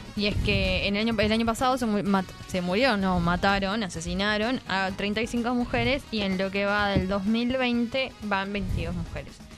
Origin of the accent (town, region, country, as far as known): Uruguay